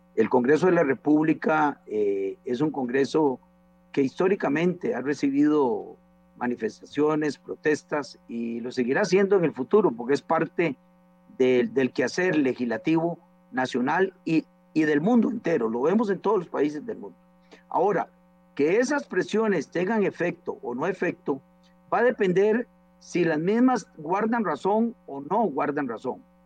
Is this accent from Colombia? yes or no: no; Costa Rica